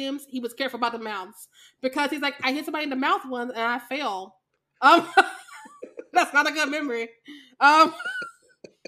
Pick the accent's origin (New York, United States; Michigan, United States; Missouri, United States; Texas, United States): Missouri, United States; Kansas City; I grew up in Kansas City, Missouri